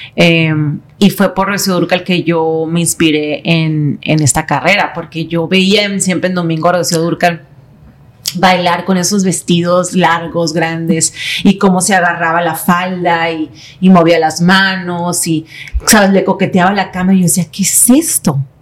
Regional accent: San Diego, California, United States; also born or lived in Tijuana, Mexico; nací en San Diego por pura casualidad

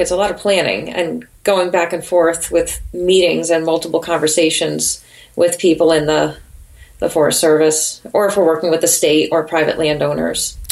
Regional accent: Connecticut, United States; now in New Hampshire, United States; I'm from Connecticut originally

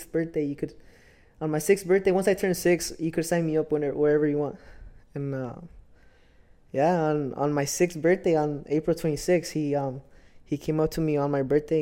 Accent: Salinas, California, United States; I was born here in California, born and raised here in Salinas

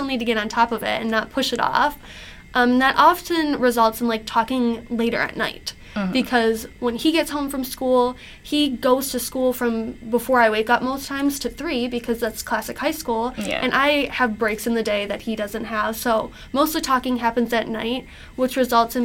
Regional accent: Macomb, Michigan, United States; I'm from Macomb

